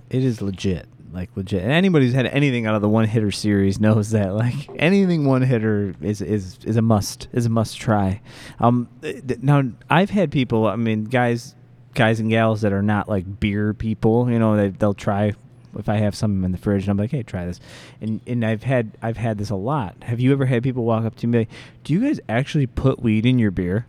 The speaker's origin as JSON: {"language": "English", "town": "Joliet", "region": "Illinois", "country": "United States", "tie": "born or raised there", "said": "I'm a Joliet kid"}